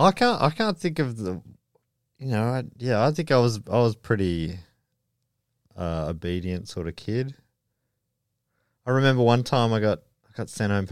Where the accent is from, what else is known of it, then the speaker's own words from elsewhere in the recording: Wisconsin, United States; I was born and raised in Wisconsin.